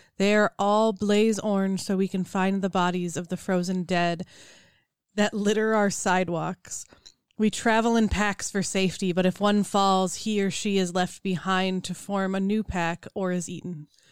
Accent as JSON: {"language": "English", "region": "Minnesota", "country": "United States", "said": "we are Minnesotan."}